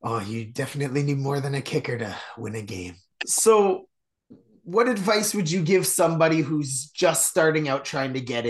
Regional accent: Canada; I'm from Canada, so hockey's pretty big here.

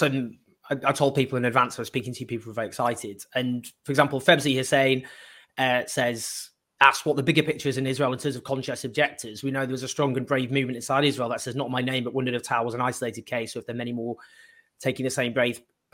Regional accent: United Kingdom; as a Brit

